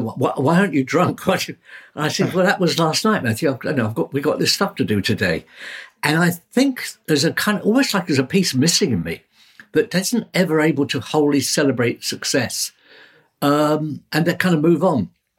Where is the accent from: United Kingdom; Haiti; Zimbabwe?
United Kingdom; London; born there; I mean, as I say, I was born in the Blitz.